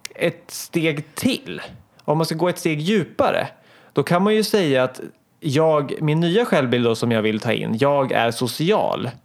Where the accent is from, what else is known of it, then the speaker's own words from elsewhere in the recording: Hallsberg, Örebro County, Sweden; jag är åtta år, jag kommer från Hallsberg